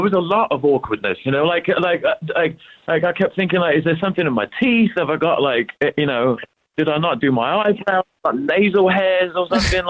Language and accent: English; London, United Kingdom; now in United States; I'm originally from London.